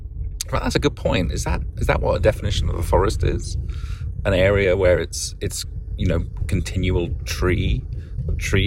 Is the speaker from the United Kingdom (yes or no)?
yes; England, United Kingdom; now in Oakland, United States; I grew up in England.